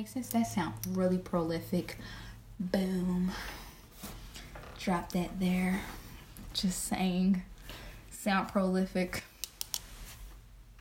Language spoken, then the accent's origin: English; Philadelphia, Pennsylvania, United States; I am from South Philadelphia